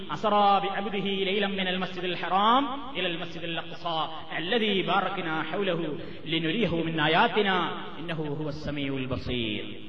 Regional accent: Palakkad district, near Koppam, Kerala, India; ഞങ്ങളുടെ നാട്ടിൽ പാലക്കാട് ജില്ലയിൽ കൊപ്പത്തടുത്ത

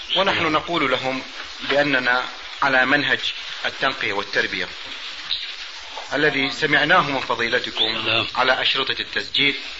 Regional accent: Iraq; عندنا في العراق

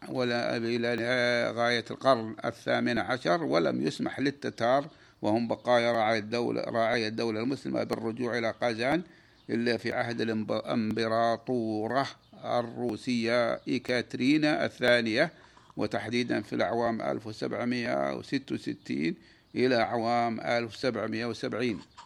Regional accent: Saudi Arabia; بلادنا المملكة العربية السعودية

